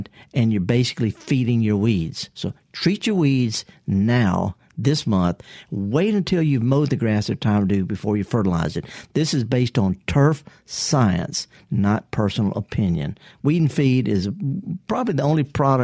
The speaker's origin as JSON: {"language": "English", "region": "Mississippi", "country": "United States", "tie": "born or raised there", "said": "I'm born and raised in Mississippi"}